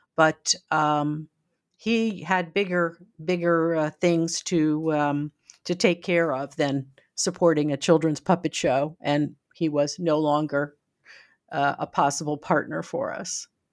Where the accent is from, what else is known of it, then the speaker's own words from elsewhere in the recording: United States; as an American, uh, used to more freedoms